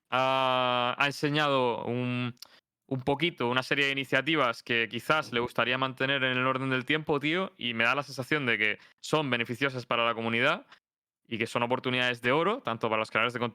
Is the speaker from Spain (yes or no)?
yes; Spain; no solo que nos beneficia a nosotros como comunidad española, sino también que se vive distinto, tío.